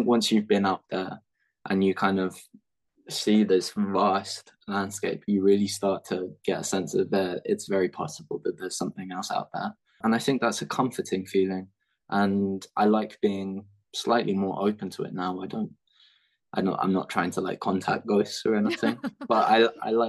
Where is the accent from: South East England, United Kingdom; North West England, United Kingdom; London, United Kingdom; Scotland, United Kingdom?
London, United Kingdom; I'm from London